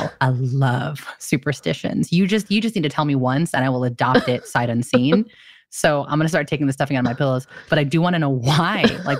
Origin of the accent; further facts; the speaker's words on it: Philippines; Being Filipino, my mom had so many different superstitions around New Year's.